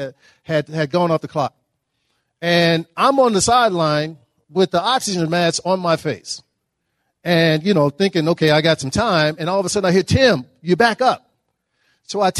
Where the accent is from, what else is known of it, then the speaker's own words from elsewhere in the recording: Dallas, Texas, United States; moved away as an adult; also born or lived in Notre Dame, Indiana; I grew up in Dallas, Texas, and we have plenty of dirty lakes